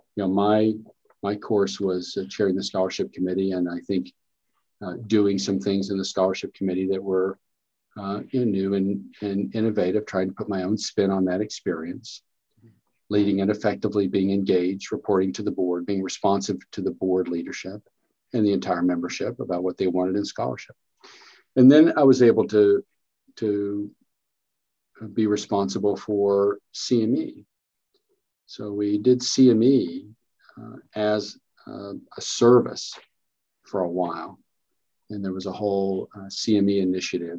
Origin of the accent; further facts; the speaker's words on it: Kentucky, United States; also born or lived in North Carolina; I'm from Kentucky, been in Kentucky basically the whole time